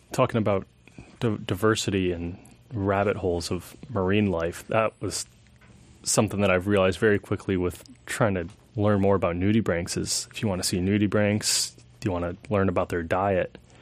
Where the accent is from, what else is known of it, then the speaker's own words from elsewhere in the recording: Alaska, United States; growing up in Alaska